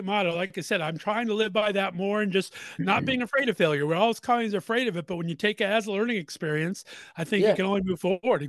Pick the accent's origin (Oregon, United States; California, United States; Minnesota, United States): California, United States; West Covina; I actually grew up in West Covina, California.